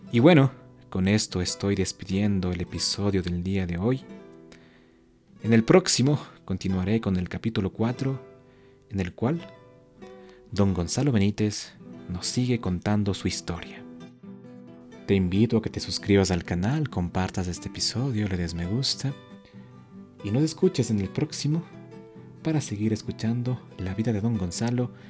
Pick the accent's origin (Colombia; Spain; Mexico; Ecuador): Ecuador; Otavalo, Imbabura; aprendí de todos ellos a cantar y ejecutar la música ecuatoriana que se regaba por todos los ámbitos de mi tierra, de mi linda ciudad, que es Otavalo.